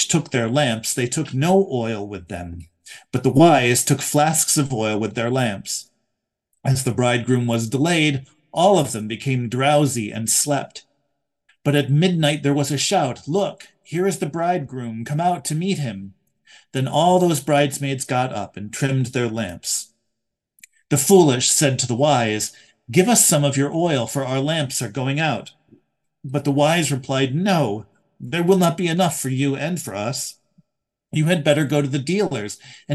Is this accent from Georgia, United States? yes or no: no; New York, United States; moved away; also born or lived in District of Columbia; my home state of New York